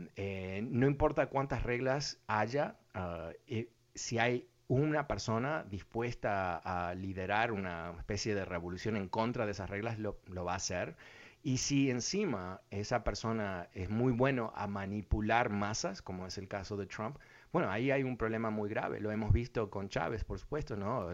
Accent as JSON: {"language": "Spanish", "country": "Uruguay", "said": "yo soy de Uruguay"}